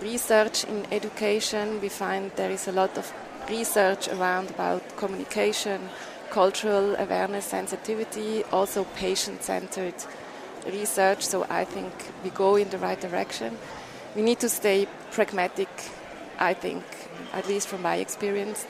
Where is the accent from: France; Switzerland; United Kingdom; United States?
Switzerland; I'm from Switzerland.